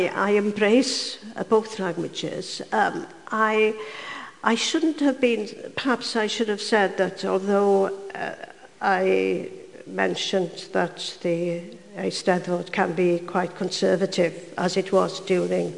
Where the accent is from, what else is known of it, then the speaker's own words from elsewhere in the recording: Swansea Valley, Wales, United Kingdom; I was brought up in Swansea Valley, where they spoke Welsh and English